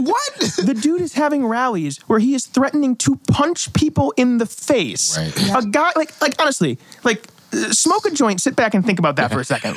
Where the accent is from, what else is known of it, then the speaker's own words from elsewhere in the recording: Ansonia, Connecticut, United States; moved away as an adult; now in Norwalk, United States; I love Ansonia. It's my hometown